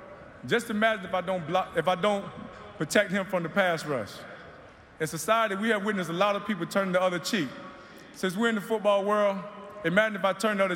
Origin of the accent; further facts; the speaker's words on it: Immokalee, Florida, United States; moved away as an adult; also born or lived in Miami, Florida / Indianapolis, Indiana / Arizona; For me, it all started in Immokalee, Florida. I learned the virtues of hard work growing up in Immokalee.